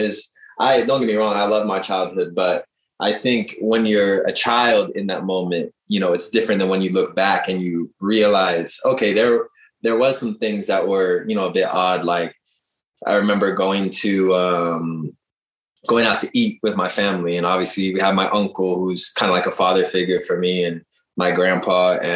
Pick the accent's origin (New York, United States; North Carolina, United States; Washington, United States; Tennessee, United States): Washington, United States; Seattle; moved away as an adult; also born or lived in England / Turkey; I'm from Seattle